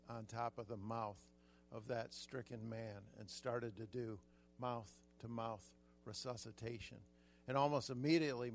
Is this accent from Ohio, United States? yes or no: yes; southern Ohio, United States; also born or lived in Michigan; now in California, United States; When I was a kid, I was born in Michigan. We moved to southern Ohio, and I was about 8 years old